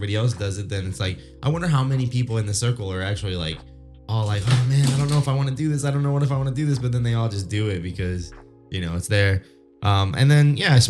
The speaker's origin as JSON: {"language": "English", "country": "United States", "tie": "born or raised there", "said": "in Wasion, like still in my hometown"}